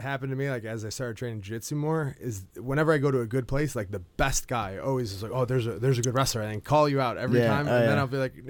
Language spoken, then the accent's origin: English; Buffalo, New York, United States; born or raised there